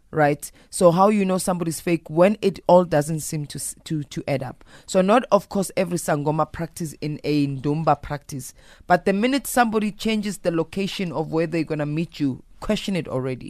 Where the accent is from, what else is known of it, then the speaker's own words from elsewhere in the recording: South Africa; I'm a South African woman